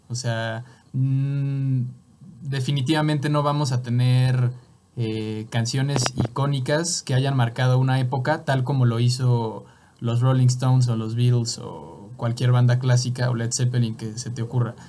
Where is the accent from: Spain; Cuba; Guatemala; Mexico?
Mexico; yo también soy mexicano